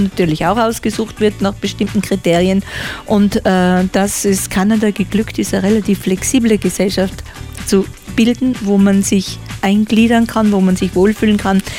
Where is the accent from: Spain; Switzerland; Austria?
Austria; als Österreicher